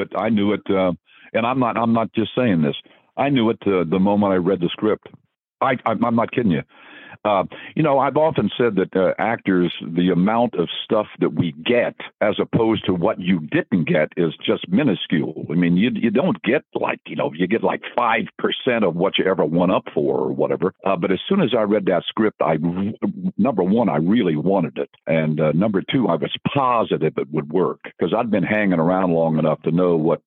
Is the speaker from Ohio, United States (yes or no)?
yes; Dayton, Ohio, United States; I'm from Dayton, Ohio